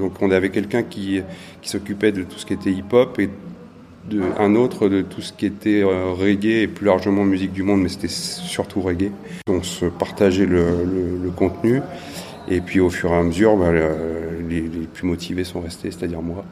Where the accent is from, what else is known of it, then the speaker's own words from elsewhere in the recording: Le Mans, Pays de la Loire, France; moved away as an adult; also born or lived in Paris; now in Bordeaux, France; moi je suis originaire du Mans